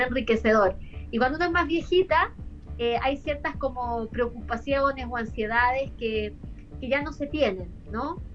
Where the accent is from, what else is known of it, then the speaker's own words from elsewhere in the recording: Osorno, Los Lagos, Chile; also born or lived in Puerto Montt; Yo nací el año 72 vivía en, en Osorno, ahí nací en Osorno